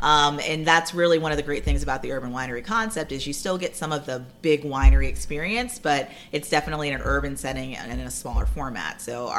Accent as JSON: {"language": "English", "region": "Ohio", "country": "United States", "moved": "yes", "lives_now": "Davidson, United States", "said": "I'm from Ohio"}